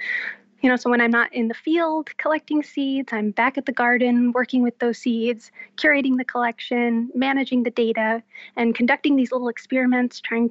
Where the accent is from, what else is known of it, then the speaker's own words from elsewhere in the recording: Southern California, United States; I was born and raised in Southern California